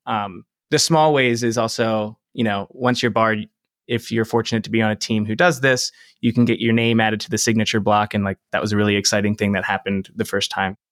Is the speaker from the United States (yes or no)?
yes; Delaware, United States; moved away; I'm from Delaware